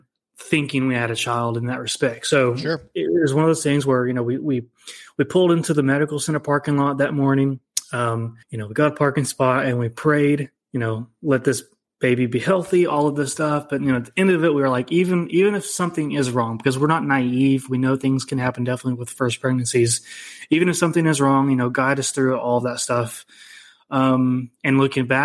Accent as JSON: {"language": "English", "town": "Ada", "region": "Oklahoma", "country": "United States", "tie": "born or raised there", "said": "I was born and raised in Ada, Oklahoma."}